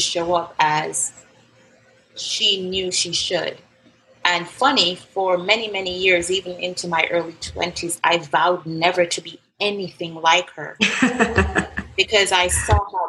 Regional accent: Jamaica; I was born in Jamaica

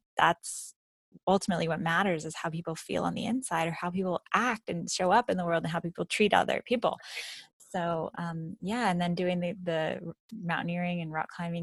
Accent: 3 hours north of Los Angeles, California, United States; I grew up in California, that I was 3 hours north of Los Angeles

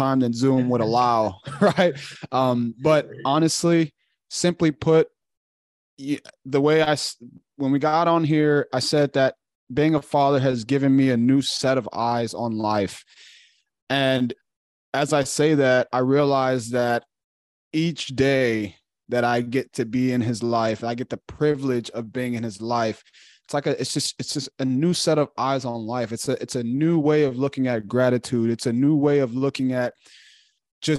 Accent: Chicago, Illinois, United States; moved away as an adult; also born or lived in Woodstock, Illinois / Louisiana / Texas; now in Charlotte, United States; I'm from Chicago, Illinois, born and raised

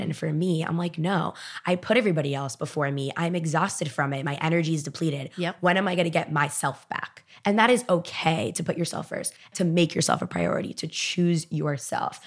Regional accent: Miami, Florida, United States; I'm from Miami, born and raised

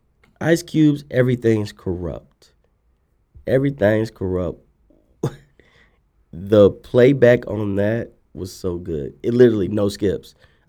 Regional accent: Dallas, Texas, United States; And I'm not even from Houston. I'm from Oak Cliff

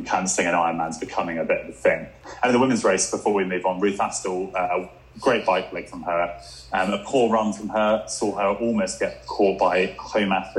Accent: England, United Kingdom; I'm English.

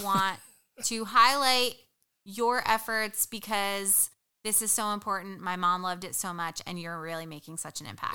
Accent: New Jersey, United States; moved away; I am originally from New Jersey. Uh, you could take the girl out of Jersey, but you can't take the Jersey out of her

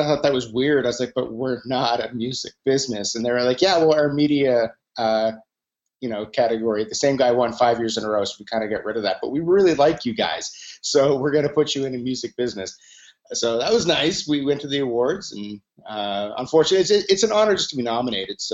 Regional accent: Atlantic Canada, Canada; I'm from Atlantic Canada

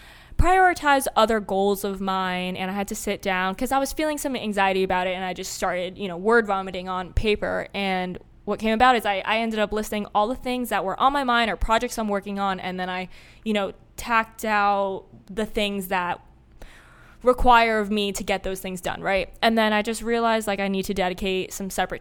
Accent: Florida, United States; growing up in Florida

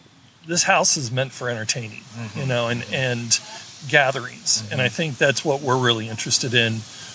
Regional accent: Sunnyvale, California, United States; I am from California, Sunnyvale, California, but we are relocating to the Nashville area.

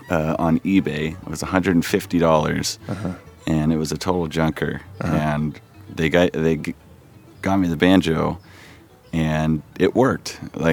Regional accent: Huntington Beach, California, United States; I'm from Huntington Beach, California, Southern California, born and raised.

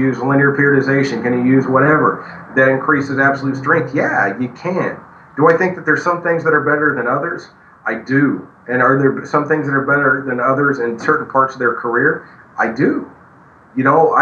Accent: backwoods Oklahoma, United States; I'm a redneck from Backwoods, Oklahoma

